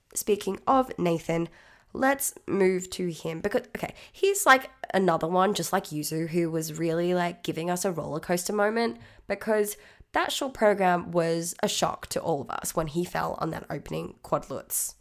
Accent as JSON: {"language": "English", "country": "Australia", "said": "I'm Australian, so please expect it"}